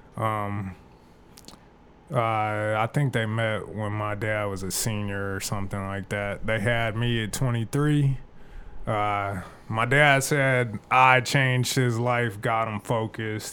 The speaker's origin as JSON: {"language": "English", "town": "Phoenix", "region": "Arizona", "country": "United States", "tie": "born or raised there", "also_born_or_lived": "Tempe, Arizona", "said": "I grew up in West Phoenix and South Phoenix"}